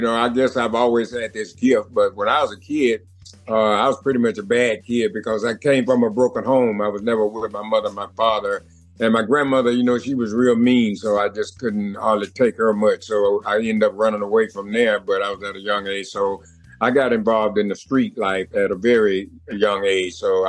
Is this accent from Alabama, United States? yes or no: yes; Birmingham, Alabama, United States; I was born in Birmingham, Alabama. I grew up in Birmingham, Alabama. I went to elementary school there in Birmingham. Was called Lincoln Elementary.